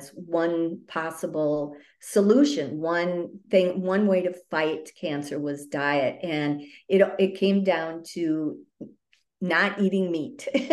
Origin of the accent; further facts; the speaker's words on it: northern Wisconsin, United States; I'm a cheesehead from Wisconsin.